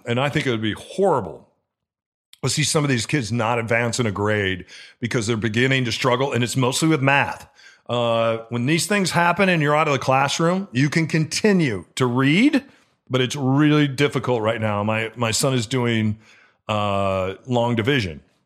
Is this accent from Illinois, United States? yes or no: yes; Gurnee, Illinois, United States; now in Seattle, United States; where I grew up in Gurnee, Illinois